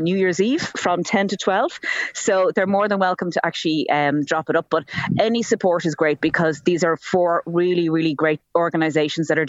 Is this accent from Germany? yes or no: no; Dublin, Leinster, Ireland; now in East Clare, Ireland; I'm from Dublin, I actually get to come and visit my family where I'm actually in Dublin now as we speak